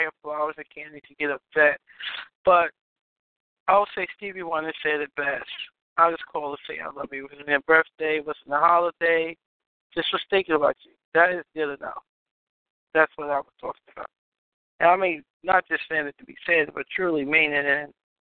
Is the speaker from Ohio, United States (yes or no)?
no; New York, United States; I'm from New York